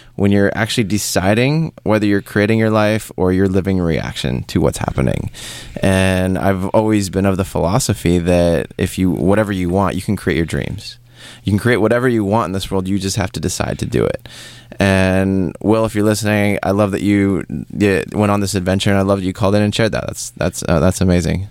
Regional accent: Seattle, Washington, United States; moved away as an adult; also born or lived in Paris; originally, I'm I'm from Seattle. Mm-hmm. I grew up, born and raised there

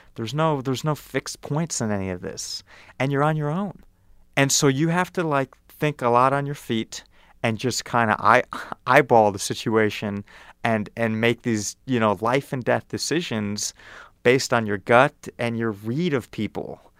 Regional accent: Evanston, Illinois, United States; moved away as an adult; now in Kenya; I grew up in Evanston, Illinois

